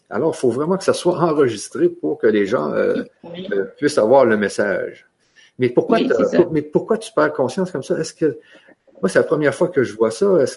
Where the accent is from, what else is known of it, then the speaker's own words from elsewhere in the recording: Canada; comme vous savez, moi, je suis du Canada et toi, tu es de Guadeloupe.